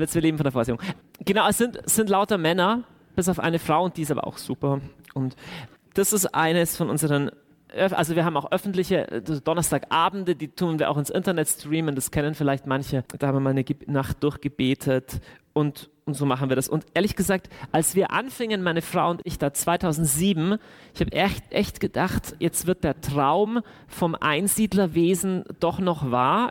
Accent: Deggendorf, Bavaria, Germany; moved away as an adult; now in Augsburg, Germany; bei uns zu Hause in Deckendorf

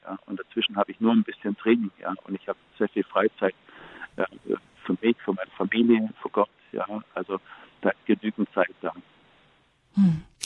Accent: Baden-Württemberg, Germany; Ich komme ja aus Baden-Württemberg. Bei uns sagt man ja nicht geschumpfe ist genug gelobt

